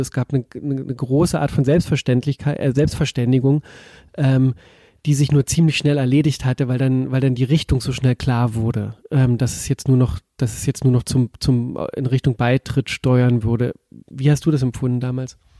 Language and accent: German; East Germany, Germany; die wie ich auch Ostdeutsche ist